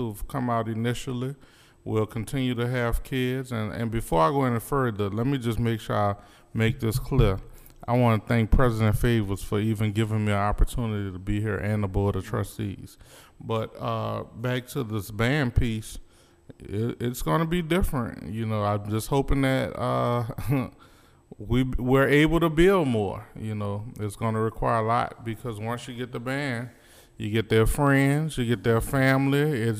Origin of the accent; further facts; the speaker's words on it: New Orleans, Louisiana, United States; now in Little Rock, United States; I'm from New Orleans, Louisiana.